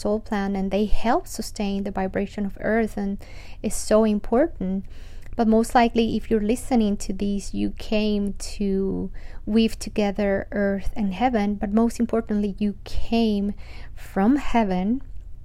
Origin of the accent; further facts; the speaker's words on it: Colombia; after growing up in Colombia